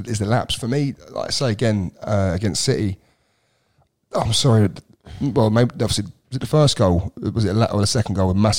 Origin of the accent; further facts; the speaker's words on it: Luton, East of England, United Kingdom; born there; I'm a Man United fan, but I was born in Luton, one of those ones.